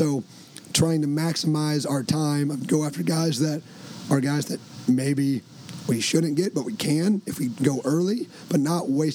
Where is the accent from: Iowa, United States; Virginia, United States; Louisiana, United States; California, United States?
Iowa, United States; Eastern; I grew up in Eastern Iowa